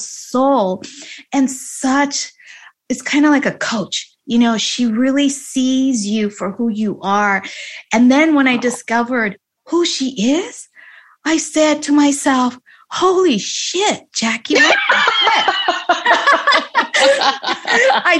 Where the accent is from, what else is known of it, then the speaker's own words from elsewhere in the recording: Los Angeles, California, United States; I was born and raised here in Los Angeles, California